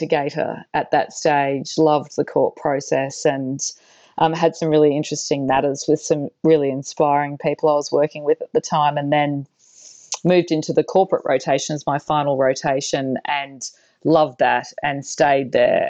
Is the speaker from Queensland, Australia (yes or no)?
yes; Cairns, Queensland, Australia; also born or lived in Brisbane / Sydney; I grew up in Cairns in northern Queensland in Australia, and only moved to Brisbane when I was about 15